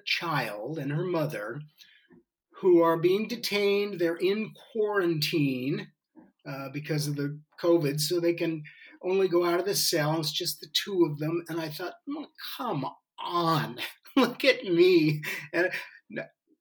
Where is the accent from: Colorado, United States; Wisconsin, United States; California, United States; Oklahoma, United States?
California, United States; San Francisco Bay Area; I was the luckiest person on the planet growing up in the San Francisco Bay Area in the 60s